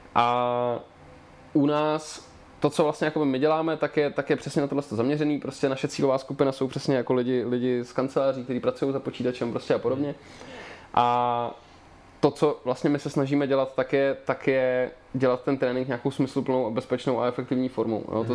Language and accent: Czech; Liberec, Liberec Region, Czechia; moved away as an adult; now in Prague, Czech Republic; já mám na dětství v Liberci jenom ty nejhorší vzpomínky